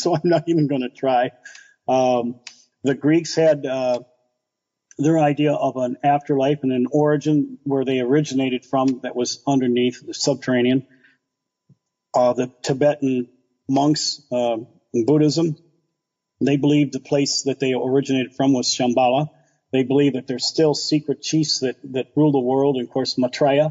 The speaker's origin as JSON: {"language": "English", "area": "next to Dearborn", "region": "Michigan", "country": "United States", "tie": "born or raised there", "also_born_or_lived": "New Mexico", "said": "Living next to Dearborn, I grew up in the Islamic culture"}